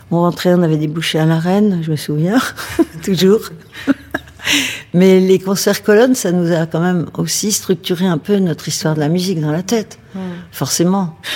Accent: Versailles, Île-de-France, France; je suis née à Versailles, à 150 mètres du parc. J'habitais à 100 mètres du parc.

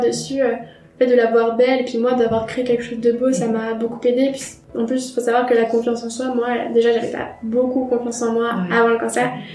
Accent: Troyes, Grand Est, France; now in Paris, France; je suis originaire de Troyes, j'habite à Paris depuis quelques années

